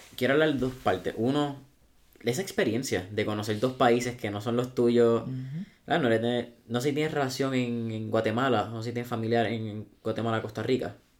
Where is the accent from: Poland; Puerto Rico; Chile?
Puerto Rico